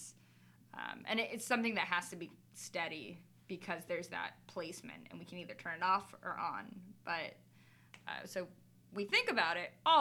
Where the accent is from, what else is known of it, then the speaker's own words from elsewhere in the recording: South Florida, United States; moved away as an adult; now in Philadelphia, United States; I am a Cuban from South Florida